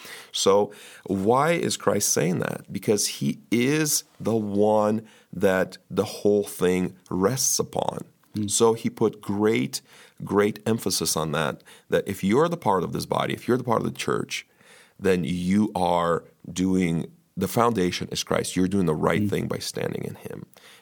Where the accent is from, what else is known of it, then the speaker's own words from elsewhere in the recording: United States; For the church was so significant to us growing up in the United States